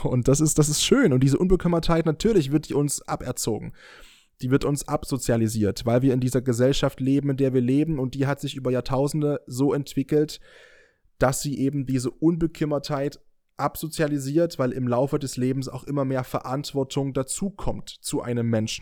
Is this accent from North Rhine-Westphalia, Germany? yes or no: no; near Dresden, Saxony, Germany; now in Leipzig, Germany; Ich bin gerade mit dem Auto aus meiner Heimat gekommen, von der Nähe aus Dresden zurück nach Leipzig gefahren